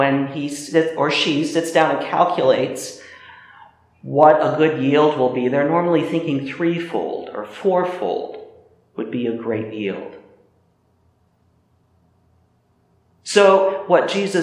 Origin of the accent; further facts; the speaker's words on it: Midwest, United States; moved away; my cousin Jacob, who still works the land in the Midwest where I grew up